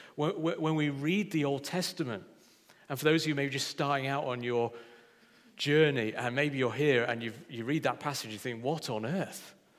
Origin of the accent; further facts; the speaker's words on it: Yorkshire and the Humber, United Kingdom; I'm a Yorkshireman through and through